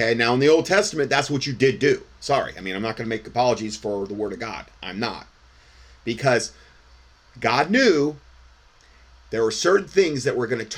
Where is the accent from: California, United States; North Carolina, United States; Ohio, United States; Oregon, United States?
Ohio, United States; Salem; I was born in Salem, Ohio